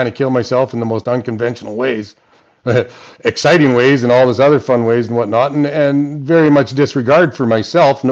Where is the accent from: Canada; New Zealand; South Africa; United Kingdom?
Canada; Saskatchewan; I'm from Saskatchewan? I drive fucking combines.